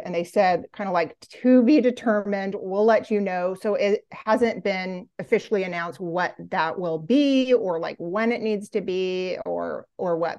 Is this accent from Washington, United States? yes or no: yes; Olympia, Washington, United States; moved away as an adult; now in Vermont, United States; I grew up in Olympia, Washington